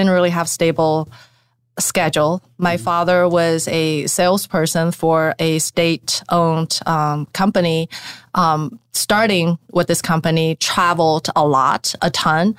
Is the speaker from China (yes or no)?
yes; China; moved away; I was born in China, 1979